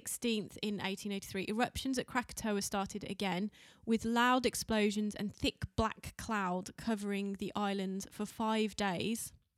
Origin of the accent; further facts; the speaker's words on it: United Kingdom; We're fucking Brits.